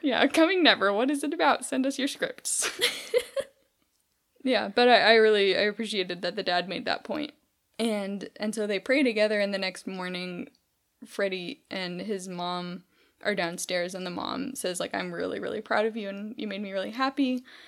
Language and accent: English; California, United States; growing up in California, we didn't eat in a cafeteria ever